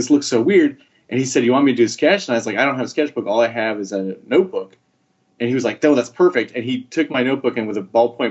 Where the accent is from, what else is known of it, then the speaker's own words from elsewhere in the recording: Wisconsin, United States; we come down from Wisconsin